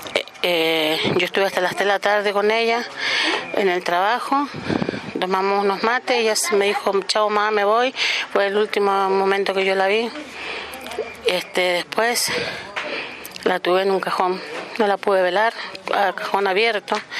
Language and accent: Spanish; Mendoza, Argentina; soy de Mendoza, eh, capital